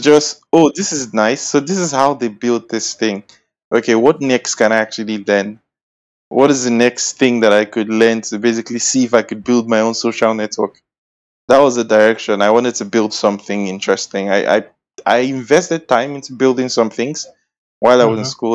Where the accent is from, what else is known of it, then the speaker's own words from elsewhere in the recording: Edo, Nigeria; I'm from Edo State. I'm a Bini boy